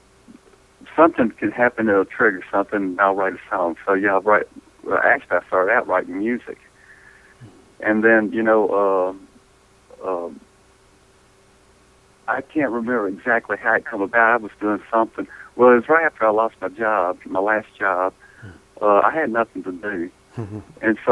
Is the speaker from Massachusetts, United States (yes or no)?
no; Versailles, Kentucky, United States; I was born in Western Kentucky